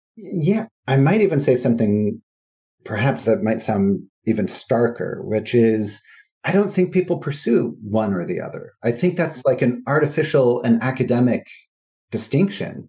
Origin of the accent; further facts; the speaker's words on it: United States; as an American